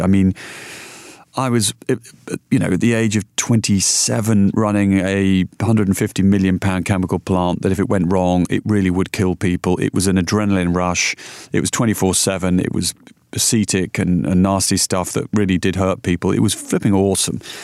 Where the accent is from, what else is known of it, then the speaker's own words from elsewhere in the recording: Yorkshire and the Humber, United Kingdom; moved away; also born or lived in London; I was brought up in Yorkshire